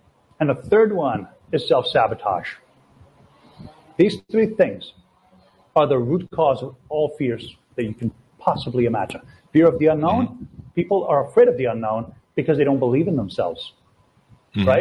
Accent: Toronto, Ontario, Canada; moved away as an adult; also born or lived in Latvia; now in Brazil; I'm from Toronto. Right now I'm in Brazil

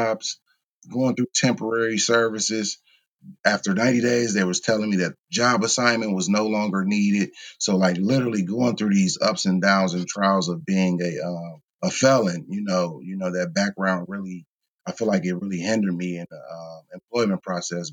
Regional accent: Kenosha, Wisconsin, United States; I'm from Kenosha.

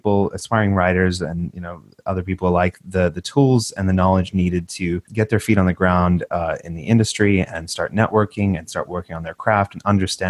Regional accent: Australia; when we're both immigrants. I'm from Australia. My accent's literally going away

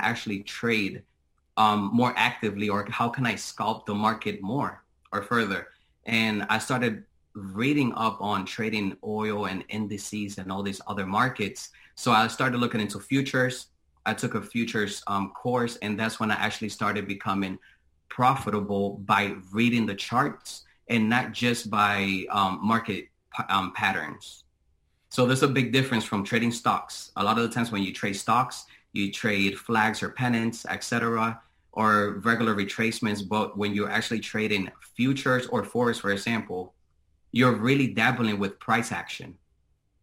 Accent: Boston, Massachusetts, United States; now in Tampa, United States; I currently reside in Tampa, Florida. However, I am originally from Boston, Massachusetts.

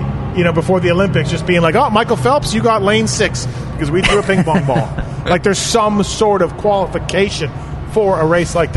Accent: Canada

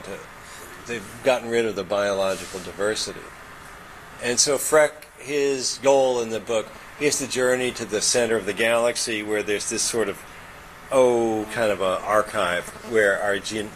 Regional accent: Kentucky, United States; moved away; also born or lived in Germany; I'm from Kentucky

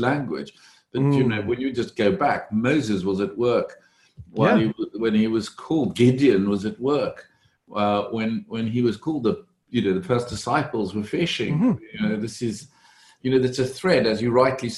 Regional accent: South Africa; moved away as an adult; also born or lived in Cambridge, England; now in London, United Kingdom; I was born in South Africa, came to study in England, Cambridge University

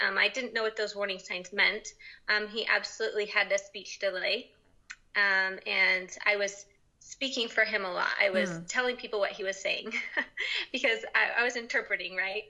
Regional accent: Utah, United States; I grew up in Utah. I still live in Utah

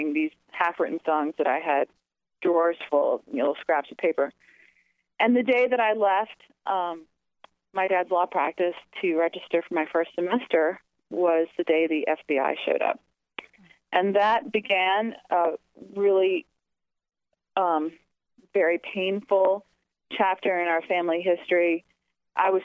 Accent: New Orleans, Louisiana, United States; I grew up in New Orleans, the oldest of Carl and Joey …'s six daughters.

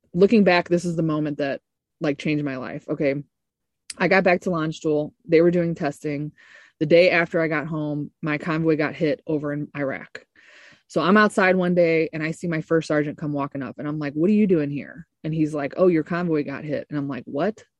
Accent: Ferguson, Missouri, United States; I was born in St. Louis, Missouri, in Ferguson, actually, the t- uh, little North County area of St. Louis.

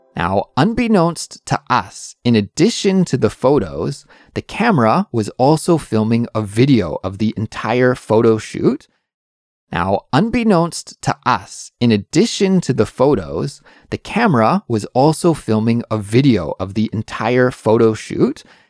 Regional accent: Canada; now in Seoul, South Korea; I'm an English teacher from Canada, but I'm currently living in Seoul, South Korea

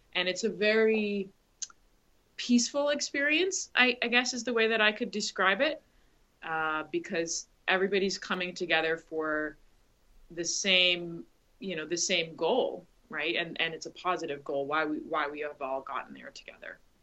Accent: Grand Bahama, Bahamas; I grew up I grew up in the Bahamas, uh, specifically on Grand Bahama

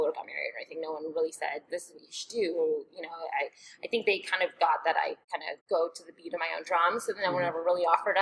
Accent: Toronto, Ontario, Canada; moved away as an adult; also born or lived in Georgia, United States; now in Omaha, United States; I'm from Canada, from Toronto

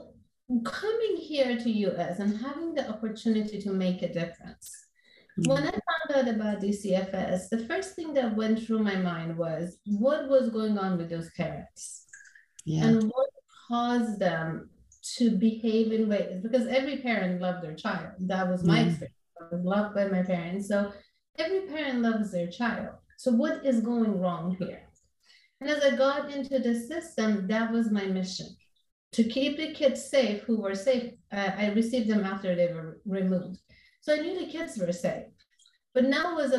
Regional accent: Iran; moved away as an adult; now in Orange County, California, United States; growing up in Iran, I was born in Iran and then came here when I was 20 years old.

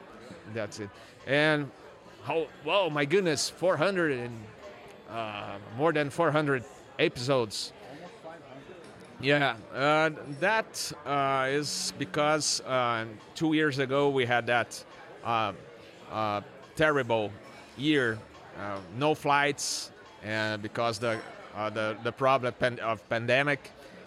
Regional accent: São Paulo, Brazil; born there; And actually, I was born in Sao Paulo, and my father was American.

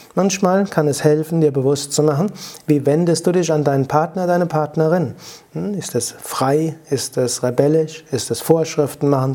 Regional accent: Rhenish Hesse, Rhineland-Palatinate, Germany; accent: Rheinhessisch; Mein Akzent, man hört das Rheinhessische raus

